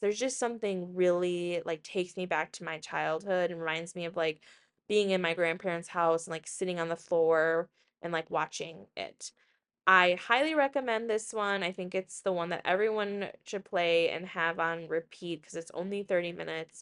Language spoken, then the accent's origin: English; Woodbury, United States; growing up in Woodbury, a richer suburb